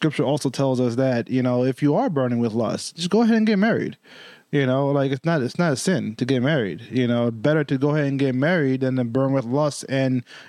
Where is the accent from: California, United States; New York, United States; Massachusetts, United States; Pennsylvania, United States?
New York, United States; One thing I learned growing up in New York is that your word is your bond.